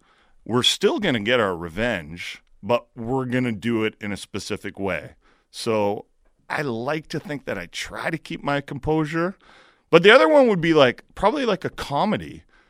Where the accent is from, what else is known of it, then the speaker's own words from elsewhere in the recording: Hamilton, Ontario, Canada; I'm from Hamilton.